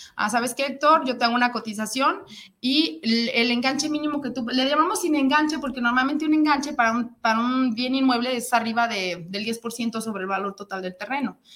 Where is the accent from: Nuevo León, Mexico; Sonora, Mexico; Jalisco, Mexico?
Jalisco, Mexico; Guadalajara; moved away as an adult; now in San Luis Potosí, Mexico; yo soy de aquí de Guadalajara, pero ya tengo tiempo viviendo